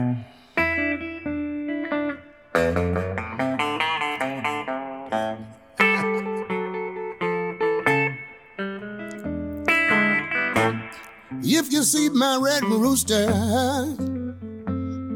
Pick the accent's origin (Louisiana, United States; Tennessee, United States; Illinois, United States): Tennessee, United States; Memphis; moved away; also born or lived in Minnesota; I was blessed growing up in Memphis